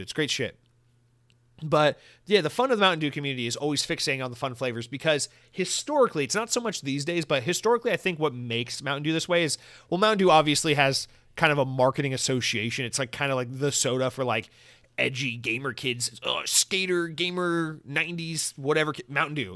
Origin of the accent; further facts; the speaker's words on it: Georgia, United States; moved away; I'm from Georgia